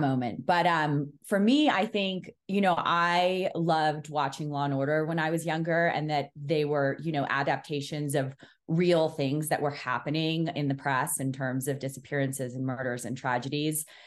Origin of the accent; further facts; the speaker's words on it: New York City, New York, United States; I grew up in New York City